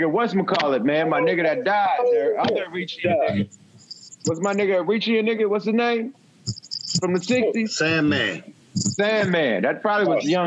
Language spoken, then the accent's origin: English; the Bay Area, California, United States; we niggas from the Bay